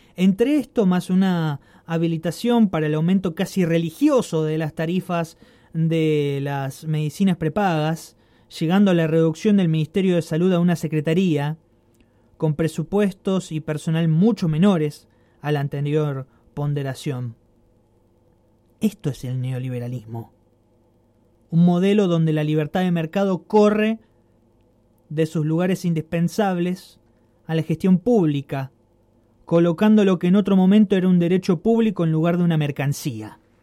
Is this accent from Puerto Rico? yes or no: no; Argentina; also born or lived in Rosario, Argentina